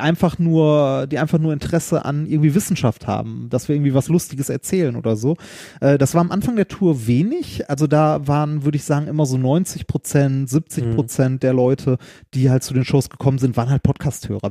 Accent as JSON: {"language": "German", "town": "Essen", "region": "North Rhine-Westphalia", "country": "Germany", "tie": "born or raised there", "also_born_or_lived": "Mannheim", "moved": "yes", "said": "in Essen, in meiner Heimatstadt"}